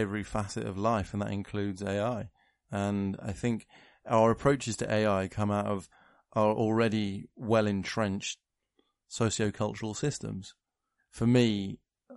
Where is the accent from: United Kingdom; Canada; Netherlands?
United Kingdom; I'm British